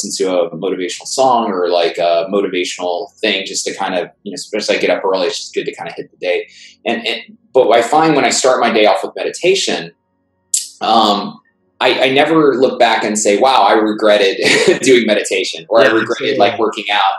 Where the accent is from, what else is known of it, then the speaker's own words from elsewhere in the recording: New York City, New York, United States; I grew up in Brooklyn. New York